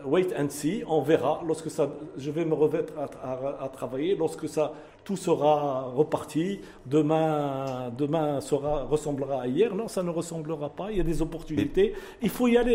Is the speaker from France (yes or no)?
no; Morocco; Nous sommes des Marocains, nous pensons au Maroc.